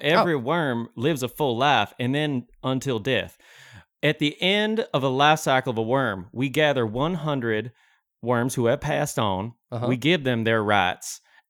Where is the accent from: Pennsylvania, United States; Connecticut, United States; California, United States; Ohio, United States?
Ohio, United States; Jackson; I'm from Jackson, Ohio. We got a plot of land, and I got some bamboo trees.